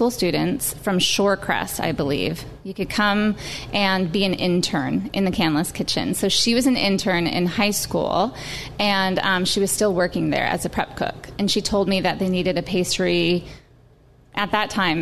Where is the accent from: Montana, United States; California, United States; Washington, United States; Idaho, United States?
Washington, United States; Brier; I'm from North Seattle, Briar